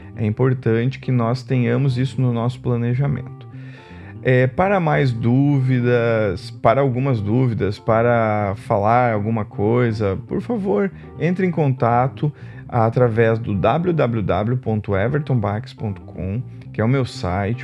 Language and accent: Portuguese; Rio Grande do Sul, Brazil; moved away; morava no Rio Grande do Sul, sou natural do Rio Grande do Sul, quando era pequeno